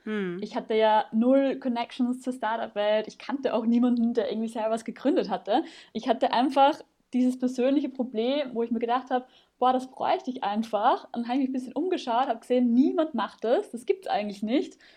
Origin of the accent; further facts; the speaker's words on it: Vienna, Austria; moved away as an adult; now in Germany; Ich komme ursprünglich aus Wien. Ich hoffe, man hört es nicht mehr allzu sehr